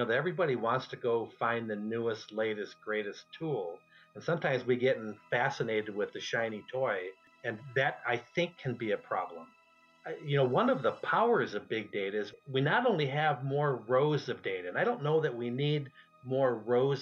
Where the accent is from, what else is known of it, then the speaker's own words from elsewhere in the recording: Minnesota, United States; moved away; also born or lived in California; I may have been born in Minnesota